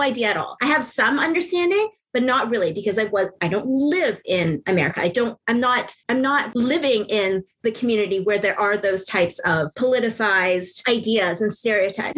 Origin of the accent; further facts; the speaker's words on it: Canada; I'm not American, I'm Canadian